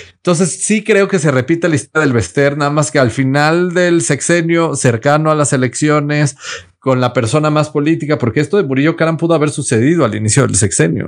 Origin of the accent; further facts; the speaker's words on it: Mexico; nosotros como mexicanos